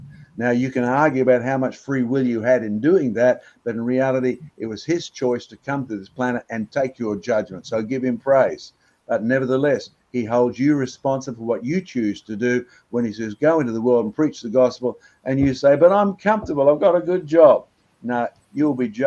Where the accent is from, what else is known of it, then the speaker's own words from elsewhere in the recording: Australia; I was born in Australia